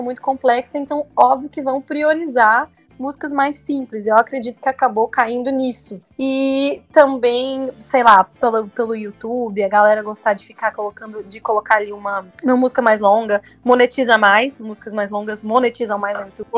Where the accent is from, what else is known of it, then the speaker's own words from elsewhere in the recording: Goiânia, Goiás, Brazil; eu sou de Goiânia